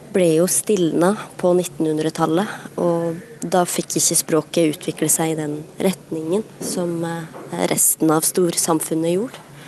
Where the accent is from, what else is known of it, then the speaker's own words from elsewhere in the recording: Elgå, Innlandet, Norway; first language Southern Sami; Norwegian is a second language; min mor satte i gang det her språkrevitaliseringsprosjektet i Elgå